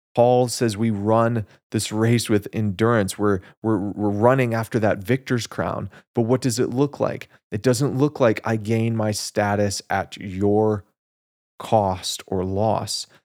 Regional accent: United States; as Americans

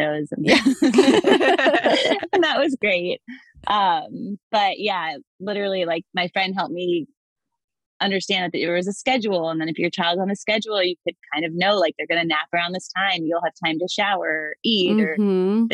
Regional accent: Atlanta, Georgia, United States; now in Baltimore, United States; I live in Baltimore, but I'm originally from Atlanta, Georgia.

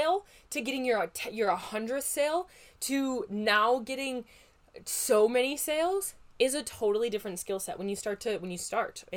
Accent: Midwest, United States; accent: Midwest; my Midwest accent

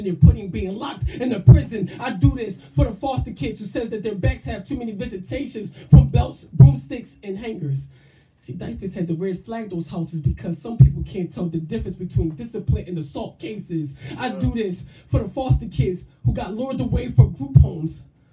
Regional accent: Sicklerville, New Jersey, United States; also born or lived in Philadelphia, Pennsylvania; I was born in Philly, but that's not where I was built at. I was built at in a small little town called Sicklerville, New Jersey

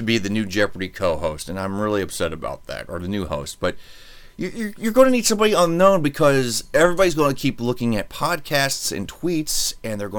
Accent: United States; I'm an American, therefore I'm a mutt. And my family's been over here several generations.

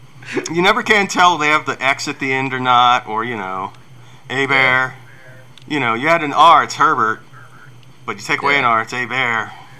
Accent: Louisiana, United States; growing up in Louisiana

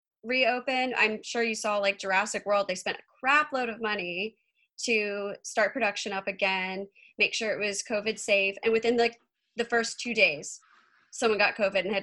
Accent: Georgia, United States; now in Los Angeles, United States; I grew up in Georgia. And then I've been, LA is my home now.

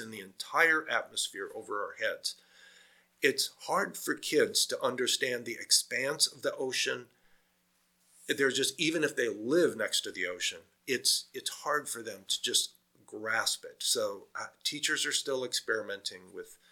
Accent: Iowa, United States; moved away; I'm from Iowa originally, which is a farming state in the US.

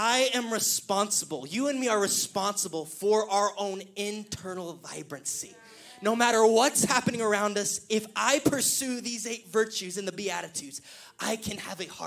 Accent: Killeen, Texas, United States; The pastor I grew up in Killeen, Pastor Chad Rowe

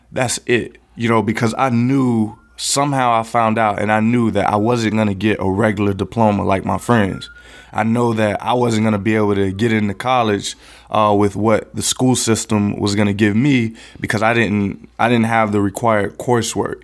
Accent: West Palm Beach, Florida, United States; I grew up right here in the Tamarind Corridor of West Palm Beach

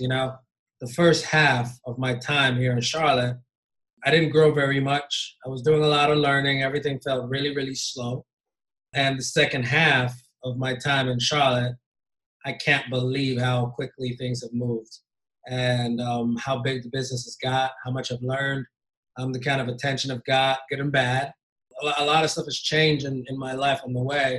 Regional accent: Ghana; moved away as an adult; also born or lived in Indiana, United States / Kentucky, United States; now in United States; born and raised in Ghana. And I moved to the States when I was 19 to Hanover College in Southern Indiana

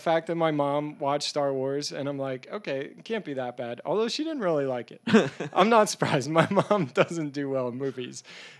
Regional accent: Pennsylvania, United States; I grew up in Eastern Pennsylvania in Lancaster County.

